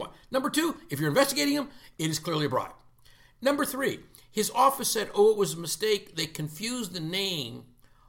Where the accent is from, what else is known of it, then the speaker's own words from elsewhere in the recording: Canada; I'm Canadian